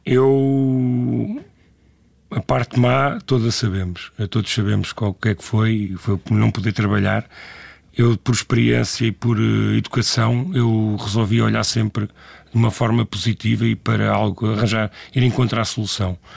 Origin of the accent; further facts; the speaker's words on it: Lisbon, Portugal; eu sou natural do bairro de Alvalade, e, e, mas eh, vivi cá desde criança